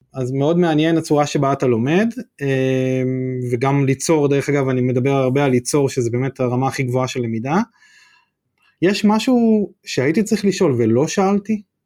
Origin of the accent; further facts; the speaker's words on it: Northern District, Israel; בתור צפוני